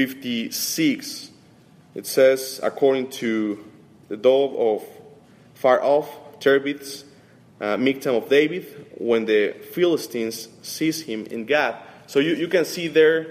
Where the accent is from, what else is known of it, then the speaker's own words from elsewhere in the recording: Mexico City, Mexico; moved away; I'm coming from Mexico City, and my wife is from Romania